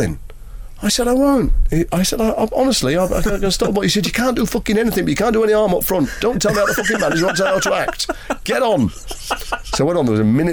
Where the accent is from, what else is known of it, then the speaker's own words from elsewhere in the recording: Liverpool, North West England, United Kingdom; moved away; I grew up in Liverpool